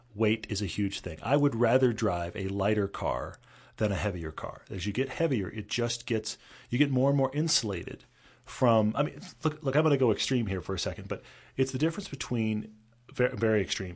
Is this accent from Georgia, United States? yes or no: no; Texas, United States; moved away; also born or lived in California; growing up in Texas